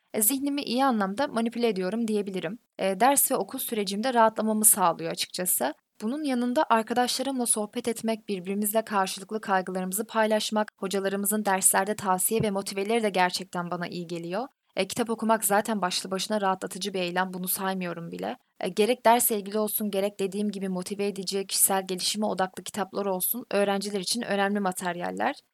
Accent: Karamürsel, Kocaeli, Turkey; moved away as an adult; now in Bandırma, Turkey; Ben zaten Karamürsel'liyim

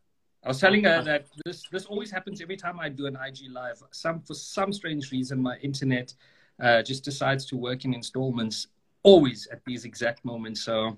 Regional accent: Mthatha, Eastern Cape, South Africa; first language English; growing up in Mtata, you're going to be surrounded by Xhosa all the time. And as a kid, you know, my friends were Xhosa, and you just grow up speaking Xhosa.

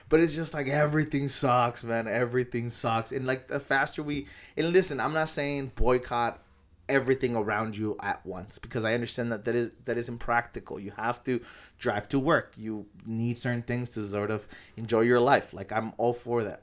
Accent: National City, California, United States; born or raised there

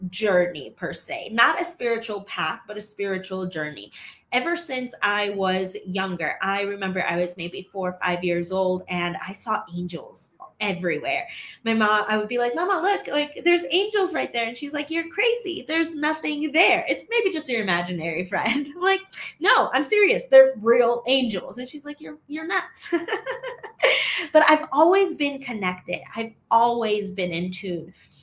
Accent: Chicago, Illinois, United States; moved away as an adult; now in Medellin, Colombia; I'm from Chicago originally

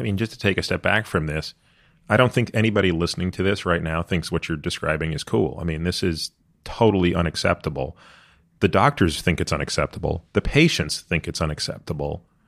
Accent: Canada; now in United States; I grew up in Canada

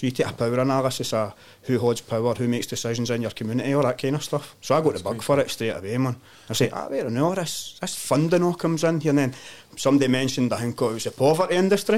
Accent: Glasgow, Scotland, United Kingdom; moved away as an adult; also born or lived in Tanzania; I grew up in in Govan, uh, Windrum Line. So stayed there for the first like thirty three year in my life.

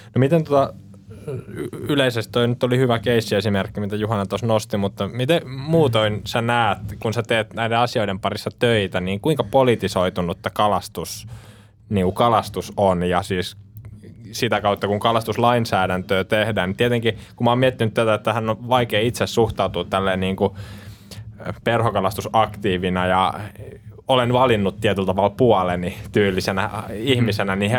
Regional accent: Vihti, Uusimaa, Finland; me ollaan Vihdistä kotoisin ja siellä virtaa tietenkin Vihtijoki

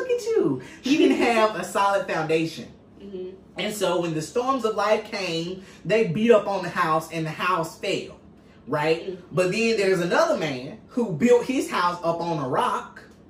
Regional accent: United States; growing up in Choctaw County, it's a small town.

